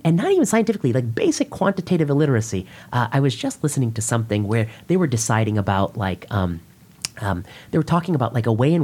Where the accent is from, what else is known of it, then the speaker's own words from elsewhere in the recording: India; I'm Indian